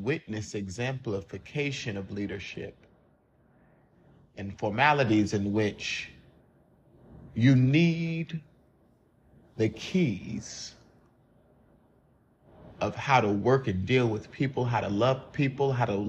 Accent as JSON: {"language": "English", "town": "Columbia", "region": "South Carolina", "country": "United States", "tie": "born or raised there", "moved": "as an adult", "said": "that is my hometown."}